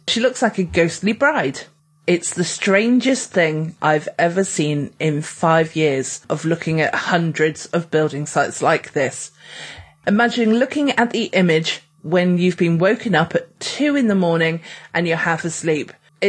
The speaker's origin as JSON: {"language": "English", "town": "Birmingham", "region": "West Midlands", "country": "United Kingdom", "said": "Right. I'm from Birmingham."}